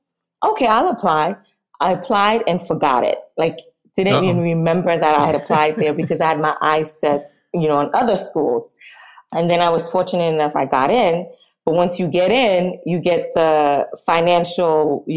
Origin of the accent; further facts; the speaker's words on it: New York City, New York, United States; also born or lived in Northampton, Massachusetts; So I was in Brooklyn, Flatbush, Brooklyn